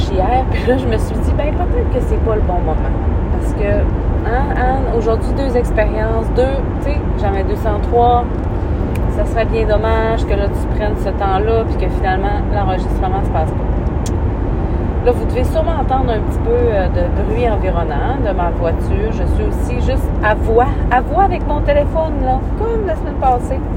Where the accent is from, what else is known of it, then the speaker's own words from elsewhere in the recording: Roberval, Quebec, Canada; mourir probablement à Robertval. Robertval était ma ville natale. J'allais grandir, faire ma vie là, avoir mes enfants là.